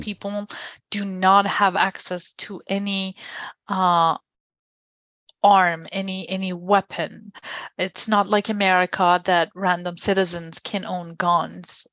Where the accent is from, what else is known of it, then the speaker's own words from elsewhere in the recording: Iran; moved away as an adult; now in Washington, D.C., United States; I was born and raised in Iran